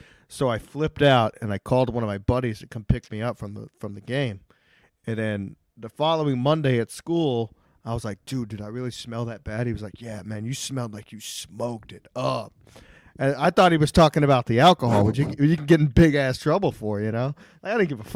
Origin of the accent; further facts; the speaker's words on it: Texas, United States; I'm from Texas